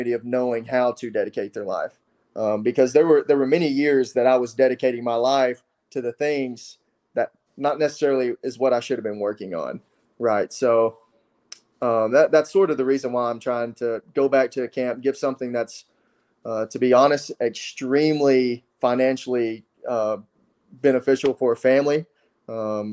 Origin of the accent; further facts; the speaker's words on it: West Tennessee, United States; I'm from Tennessee